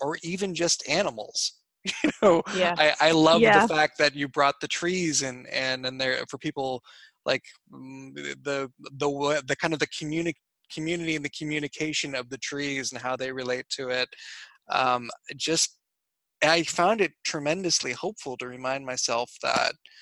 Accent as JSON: {"language": "English", "region": "New England", "country": "United States", "moved": "yes", "said": "I'm from New England originally"}